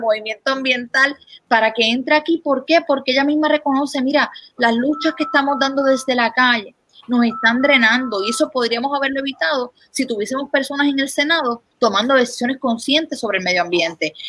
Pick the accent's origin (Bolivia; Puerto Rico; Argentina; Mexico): Puerto Rico